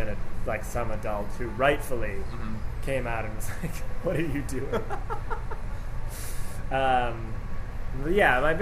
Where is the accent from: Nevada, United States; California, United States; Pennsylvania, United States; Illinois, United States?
Illinois, United States; Chicago; I'm from Lincoln Park in the city of Chicago